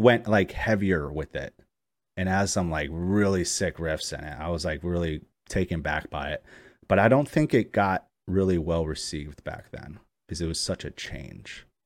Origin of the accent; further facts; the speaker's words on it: New York, United States; I'm from New York